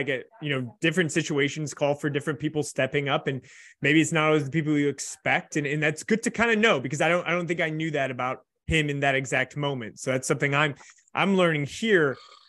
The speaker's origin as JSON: {"language": "English", "town": "Chicago", "region": "Illinois", "country": "United States", "tie": "born or raised there", "said": "So I was about 13 or 14 growing up in Chicago, or I was 13 and growing up in Chicago at that point."}